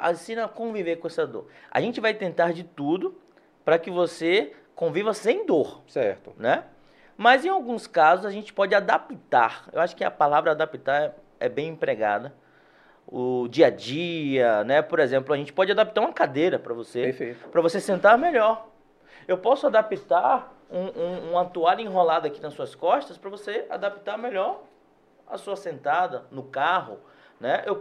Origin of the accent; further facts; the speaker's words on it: Salvador, Bahia, Brazil; Eu sou do Cabula, certo. nascido e criado no Cabula.